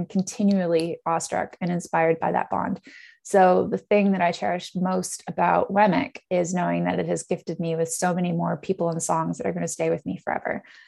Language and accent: English; Netherlands; also born or lived in Canada; now in United Kingdom; So originally I'm from Canada, but I'm also British. I grew up in the Netherlands, going to a Dutch school and then the American School of The Hague before coming over to the UK for university